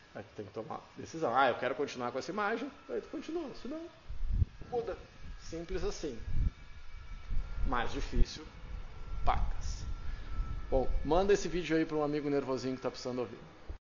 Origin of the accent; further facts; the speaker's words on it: Rio Grande do Sul, Brazil; Eu sou orgulhoso de ser gaúcho